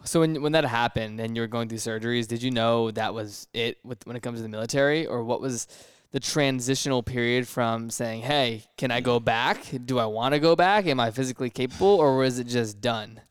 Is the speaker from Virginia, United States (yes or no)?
yes; Virginia, United States; we're both from Virginia.